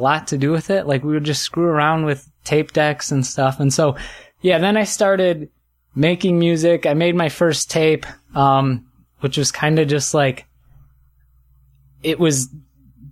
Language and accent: English; Wisconsin, United States; Northern, right on the state line between Illinois and Wisconsin